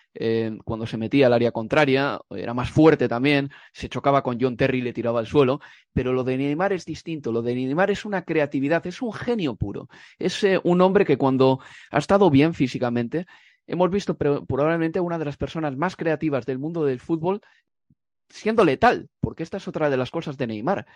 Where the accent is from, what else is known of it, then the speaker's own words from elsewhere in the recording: Spain; soy nacido en España